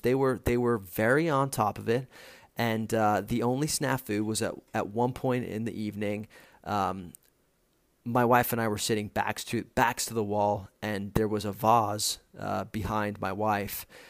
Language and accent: English; Rome, Lazio, Italy; now in Los Angeles, United States; I'm from Rome